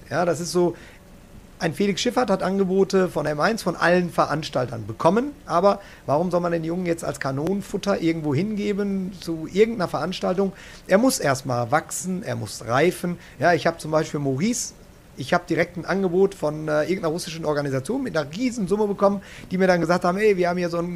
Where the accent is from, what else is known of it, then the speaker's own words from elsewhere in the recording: North Rhine-Westphalia, Germany; jetzt komme ich aus dem Ruhrgebiet, deswegen bin Schalke